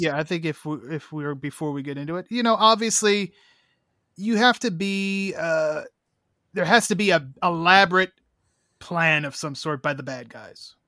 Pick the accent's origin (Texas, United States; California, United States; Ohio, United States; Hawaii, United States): Ohio, United States; Cleveland; my hometown of Cleveland